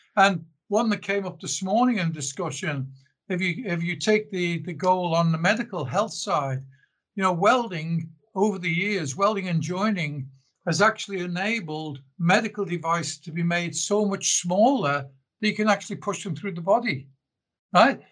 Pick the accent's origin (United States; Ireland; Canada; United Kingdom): United Kingdom; Liverpool, North West England; also born or lived in South Africa; now in Australia; I was born in Liverpool originally in the UK, I then emigrated to South Africa back in 1974.